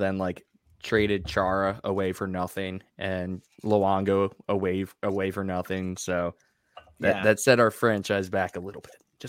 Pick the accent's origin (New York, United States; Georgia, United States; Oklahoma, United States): New York, United States; Long Island; I grew up in New York. I grew up on Long Island